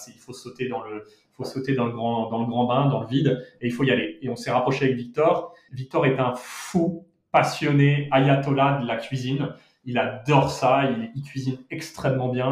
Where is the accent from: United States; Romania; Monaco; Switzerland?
Monaco; also born or lived in Paris, France; now in Madrid, Spain; J'ai grandi euh, entre Monaco et au départ, puisque je suis né à Monaco